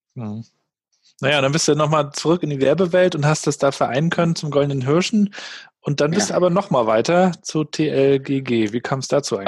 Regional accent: Rostock, Mecklenburg-Vorpommern, Germany; Ich kam ja aus Warnemünde, damals noch ohne Tourismus

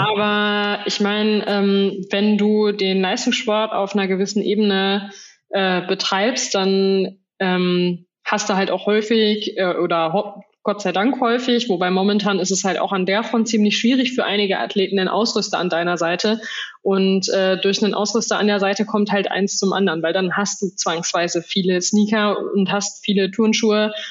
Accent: Soest, North Rhine-Westphalia, Germany; moved away; in meiner Heimatstadt gewesen in Soest

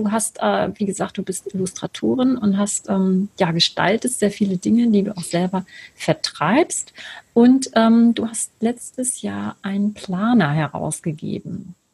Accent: Lübeck, Schleswig-Holstein, Germany; born there; Und ich habe heute einen Gast aus meiner Geburtsstadt. Und zwar ist das Sibylle aus Lübeck.

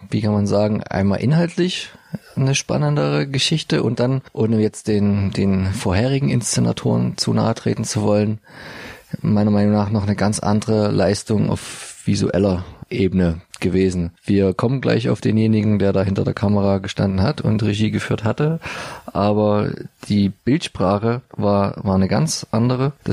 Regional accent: Dresden, Saxony, Germany; wo wir, uns als Dresdner immer so köstlich aufregen bis amüsieren konnten

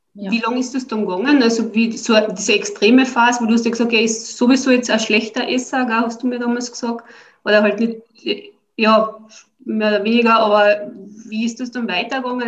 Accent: Austria; bei uns in Österreich

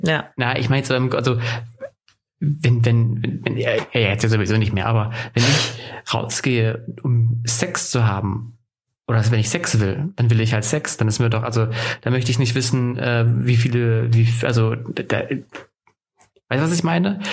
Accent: Northern Germany, Germany; now in Ansbach, Germany; da oute ich mich ja sofort als Norddeutscher

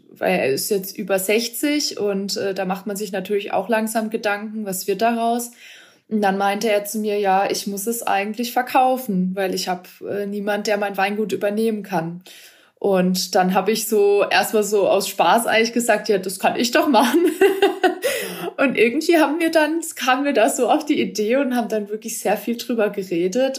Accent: Ortenau, Baden-Württemberg, Germany; moved away as an adult; also born or lived in Stuttgart-Hohenheim; now in Nahe, Germany; Ich bin ja aus der Ortenau gebürtig, aus Baden

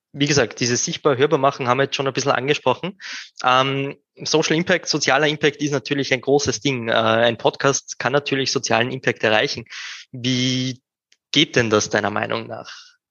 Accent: Upper Austria, Austria; now in Vienna, Austria; OberösterreicherInnen, die nach Wien gehen, das kommt mir persönlich ziemlich bekannt vor. Bei mir ist es nicht anders

